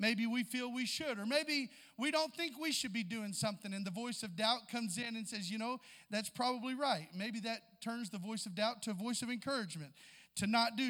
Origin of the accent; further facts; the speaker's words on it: Southeast Missouri, United States; we're both from Southeast Missouri, so there's a lot of that same vernacular there and sayings that we know and have heard before growing up